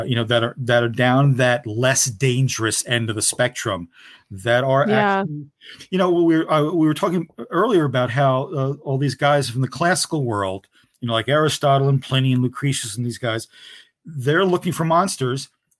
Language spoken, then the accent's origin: English; Newark, New Jersey, United States; I grew up in the Ironbound section of Newark, New Jersey, and then mm-hmm. Kearney across the river, you know, very urban.